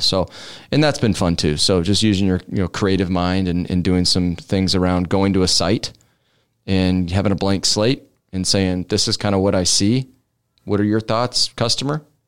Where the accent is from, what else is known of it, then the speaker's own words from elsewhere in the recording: Omaha, Nebraska, United States; one hundred fifty-first and Drexel is where I grew up